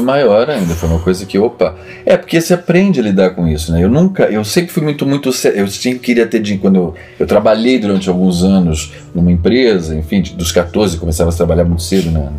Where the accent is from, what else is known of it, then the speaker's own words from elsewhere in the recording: São Paulo, Brazil; moved away as an adult; also born or lived in Vigo, Spain; now in Portugal; Eu saí do Brasil em 92.